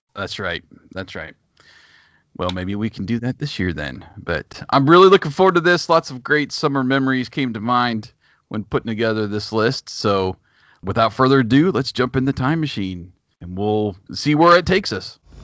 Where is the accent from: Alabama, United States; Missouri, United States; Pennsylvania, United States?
Pennsylvania, United States; a town about half an hour from DuBois; born or raised there